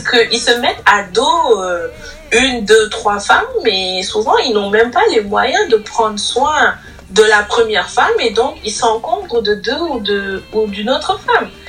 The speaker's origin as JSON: {"language": "French", "country": "Senegal", "said": "nous sommes africains, nous sommes sénégalais"}